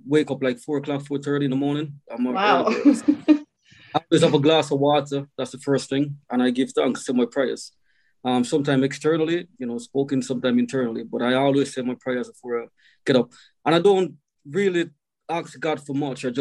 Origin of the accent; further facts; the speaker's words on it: Kingston, Jamaica; moved away as an adult; also born or lived in St. Thomas, Jamaica; now in Wales, United Kingdom; So I'm from Jamaica, as you know. So I was born in Kingston in a small district called Papin, Kentire. Grew up around a lot of musical people.